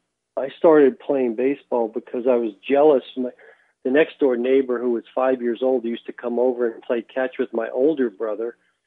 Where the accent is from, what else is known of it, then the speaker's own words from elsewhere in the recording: New York City, New York, United States; New York City, Queens.